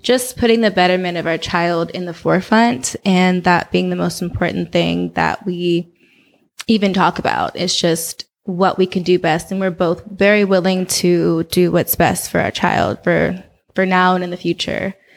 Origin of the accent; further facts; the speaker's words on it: Oakland, California, United States; moved away as an adult; also born or lived in New Orleans, Louisiana / Los Angeles, California; I grew up in Oakland.